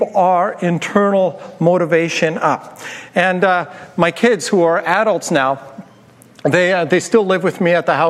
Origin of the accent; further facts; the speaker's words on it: Turtleford, Saskatchewan, Canada; when I was growing up in Turtleford, Saskatchewan, in northern Saskatchewan